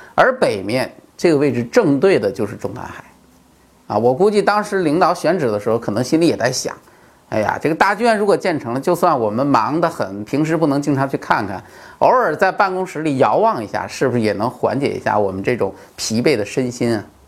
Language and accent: Chinese; China; 我们中国人好面子嘛